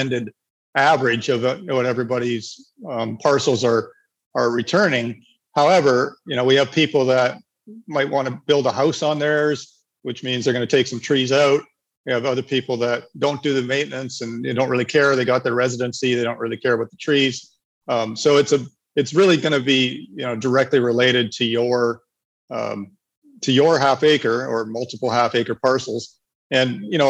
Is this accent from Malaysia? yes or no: no; Canada; moved away as an adult; also born or lived in Nicaragua / Panama; I'm a Canadian